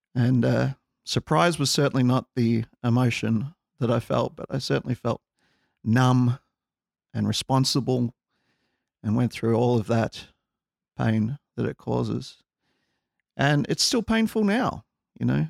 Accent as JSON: {"language": "English", "country": "Australia", "said": "we're from Australia"}